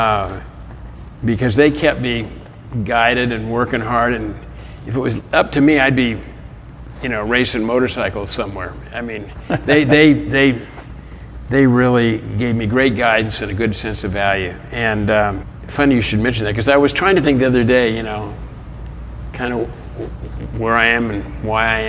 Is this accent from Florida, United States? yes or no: no; Los Angeles, California, United States; I grew up in Hollywood